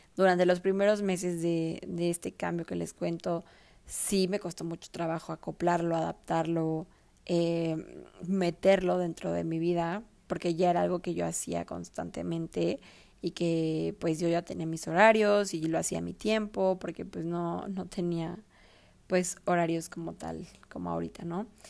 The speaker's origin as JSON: {"language": "Spanish", "country": "Mexico", "tie": "born or raised there", "also_born_or_lived": "Mexico City", "said": "yo antes vivía en mi ciudad natal de toda la vida"}